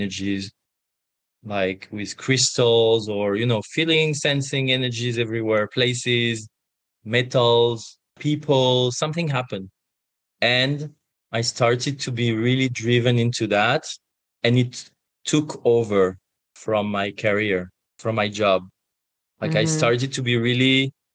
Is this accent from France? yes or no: yes; France; I was born and raised in France